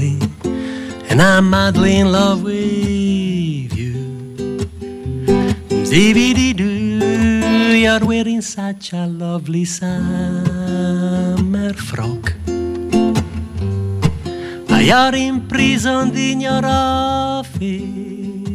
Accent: Rivolta d'Adda, Lombardy, Italy; English is a second language; moved away as an adult; also born or lived in Milan; now in Scotland; I was born in Milan, but my town is a town called Rivolta d'Adda, which is 12 miles out of Milan, and it was a farming town when I was there. I was there until I was about 21, born and brought up there.

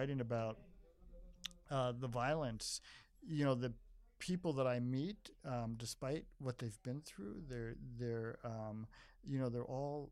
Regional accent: New York, United States; moved away as an adult; now in Chicago, United States; I'm from New York originally, so I'm kind of an accidental Chicago, and I've been there for 40 years

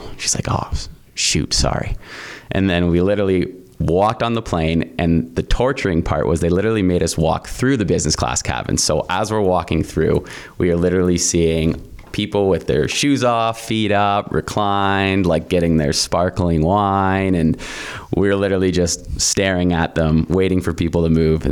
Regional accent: St. Catharines, Ontario, Canada; also born or lived in Lion's Head, Ontario; I grew up there, moved to Niagara when I was about 10 years old, and grew up in the Welland St. Catharines area

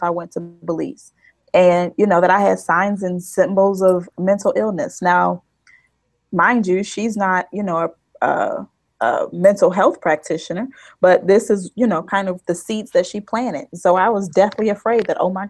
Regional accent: Chicago, Illinois, United States; also born or lived in Boise, Idaho / Pennsylvania; I'm from the South Side of Chicago

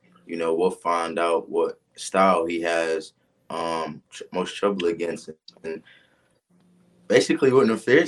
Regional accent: Georgia, United States; also born or lived in New Jersey; I'm from Jersey. I was just born there. I was raised in Georgia

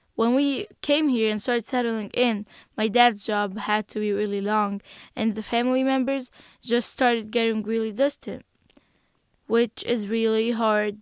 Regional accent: Egypt; English is a second language; now in United States; I'm from Egypt.

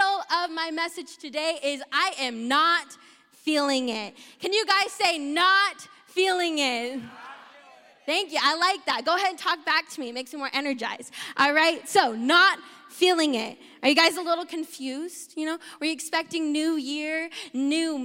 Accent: South Dakota, United States; I grew up in South Dakota, the better Dakota

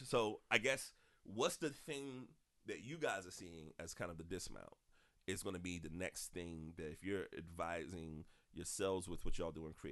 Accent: South Carolina, United States; I'm from South Carolina. I'm a columnist here

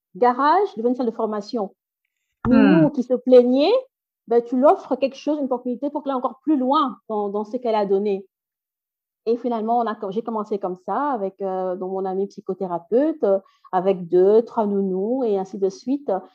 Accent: Brussels, Brussels-Capital Region, Belgium; first language French; also born or lived in Democratic Republic of the Congo; now in Flanders, Belgium; je, suis née ici, donc j'ai grandi, mes études ont, été faites ici en Belgique, euh, à Bruxelles

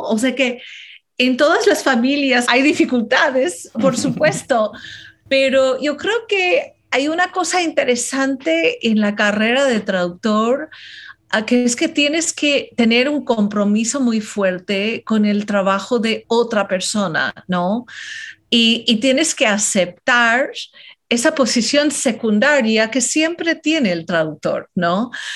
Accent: California, United States; Spanish is a second language; moved away as an adult; also born or lived in Philippines; now in New York, United States; soy de California, pero crecí, pasé cinco años de mi niñez, cuando era muy jovencita, en Islas Filipinas, porque mis papás fueron misioneros

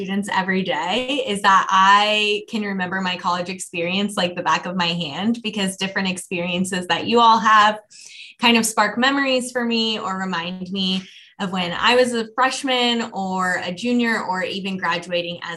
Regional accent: Lee's Summit, Missouri, United States; also born or lived in Omaha, Nebraska; I'm also from Kansas City. This is my hometown. I grew up in Lee Summit and currently live there as well

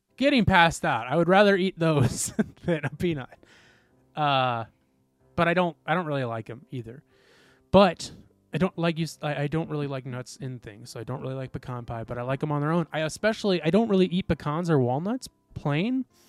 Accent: Midwest, United States; we grew up in the Midwest.

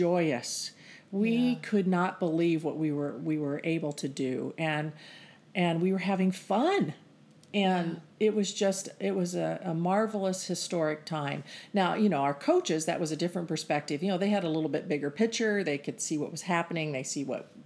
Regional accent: Phoenix, Arizona, United States; I grew up in Phoenix and won at a Phoenix high school

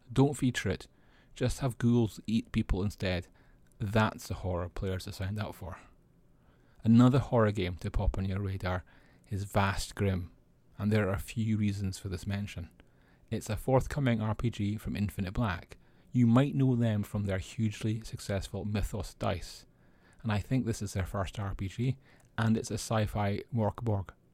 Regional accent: Scotland, United Kingdom; I'm Scottish

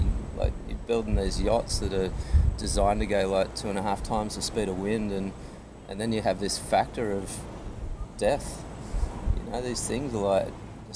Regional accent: Byron Shire, New South Wales, Australia; also born or lived in Manly; growing up in the Byron Shire

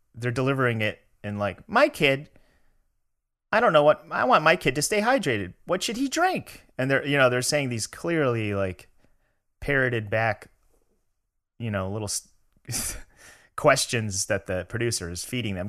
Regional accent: Chicago, Illinois, United States; moved away as an adult; now in Los Angeles, United States; I was from Chicago

